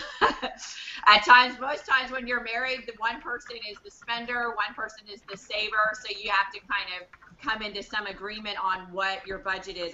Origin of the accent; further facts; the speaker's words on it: Canada; I'm in Canada, I'm Canadian